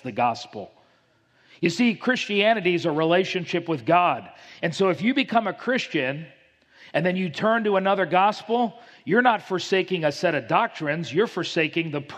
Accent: Miami, Florida, United States; I grew up in Miami, Florida

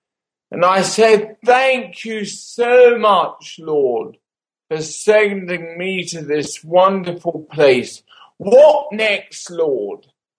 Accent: London, United Kingdom; moved away as an adult; also born or lived in Kent; now in Baghdad, Iraq; I grew up in London. I moved to the suburbs of Kent when I was slightly older and went to school there. When I left school, I went to London and I did medical studies at St. Thomas's Hospital, London.

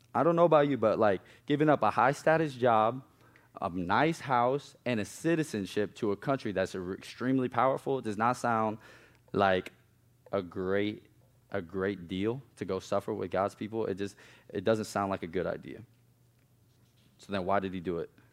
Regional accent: Omaha, Nebraska, United States; moved away as an adult; now in South Carolina, United States; growing up in East Omaha was not all bad

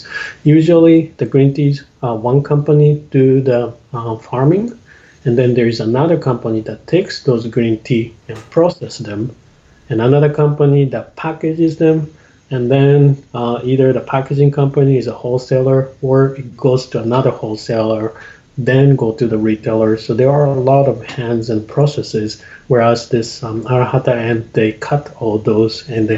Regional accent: Japan; now in Portland, United States; I'm from Japan and I live in Portland, USA

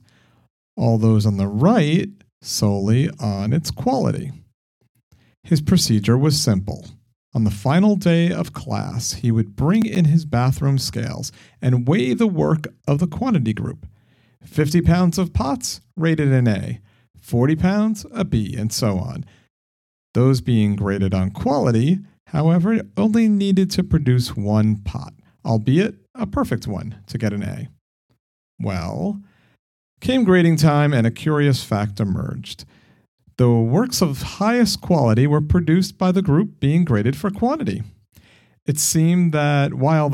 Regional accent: New York, United States; accent: New York; maybe my New York accent isn't thick, but I hear it

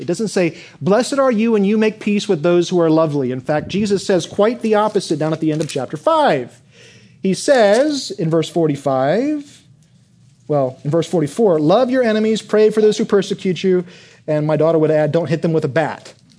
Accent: Michigan, United States; I grew up in Michigan

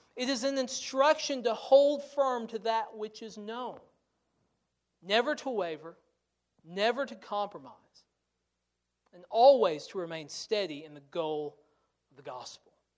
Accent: United States; as American Christians

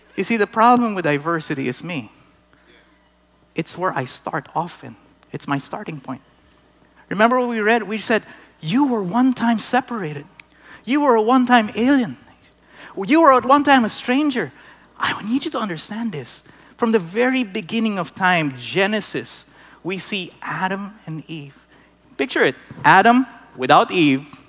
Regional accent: Philippines; moved away as an adult; I grew up in the Philippines, I was amongst Filipinos

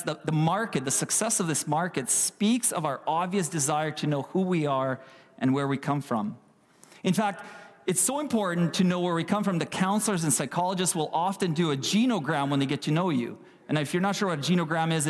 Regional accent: Kyiv, Ukraine; now in Canada; I was born in Ukraine, in Kiev, in the capital of Ukraine

